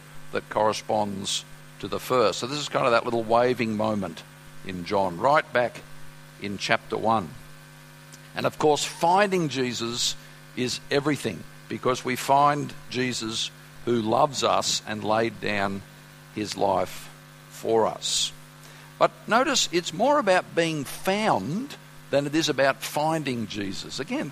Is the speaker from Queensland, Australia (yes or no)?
no; Sydney, New South Wales, Australia; moved away; I'm from Sydney, sorry about that. So on my way to school, I used to sidestep the telegraph poles